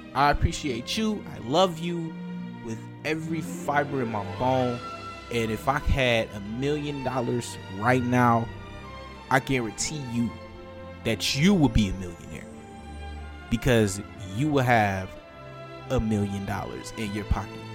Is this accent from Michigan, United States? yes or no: yes; Detroit, Michigan, United States; I grew up in Detroit. I am a North Ender.